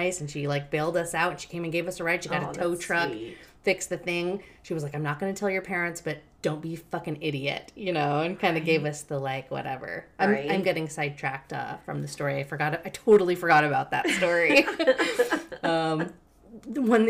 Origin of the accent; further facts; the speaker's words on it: Logan, Utah, United States; I had to drive away from my hometown